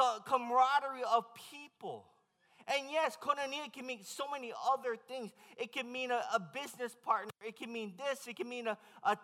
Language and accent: English; Hawaii, United States; I'm from Hawaii